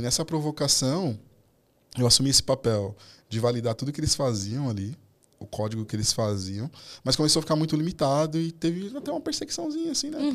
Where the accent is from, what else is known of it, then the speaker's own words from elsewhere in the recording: São Paulo, Brazil; eu fui nascido e criado na Zona Norte, na Brasilândia, ali, na região da Brasilândia.